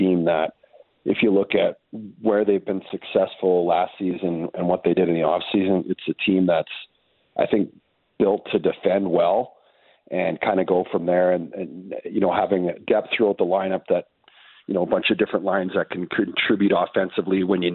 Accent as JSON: {"language": "English", "town": "Red Deer", "region": "Alberta", "country": "Canada", "moved": "yes", "said": "I'm from Red Deer"}